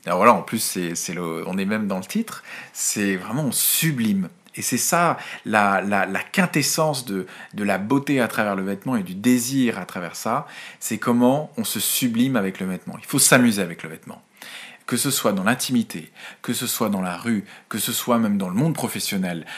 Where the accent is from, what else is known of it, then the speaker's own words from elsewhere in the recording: France; chez nous en France